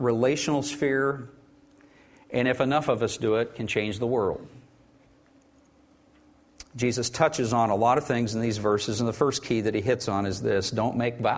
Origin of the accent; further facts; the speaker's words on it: Oklahoma, United States; I grew up weird in Oklahoma.